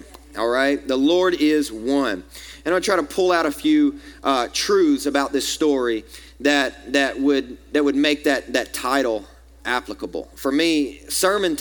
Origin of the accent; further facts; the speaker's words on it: American South, Southern United States, United States; accent: southern; As an American, my southern accent